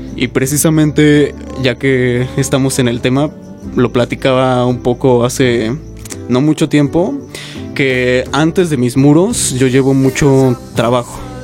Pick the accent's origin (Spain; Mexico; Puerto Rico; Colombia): Mexico; como mexicanos y como artistas